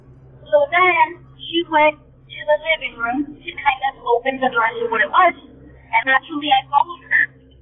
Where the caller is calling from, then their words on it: South Texas, United States; Hello, I'm calling from Texas, South Texas to be exact. This occurred when I was around 11 or 12 years old. I'm 22 now, so it's been a couple of years. We live in a small town that's really, really, really close to the border.